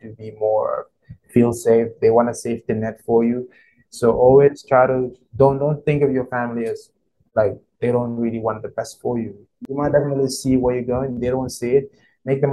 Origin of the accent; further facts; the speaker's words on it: Banjul, Gambia; I'm from the Gambia. What can I say? I mean, I was born in Banjul. That's the capital city of the Gambia. In a family of 6, went to school in Banjul as well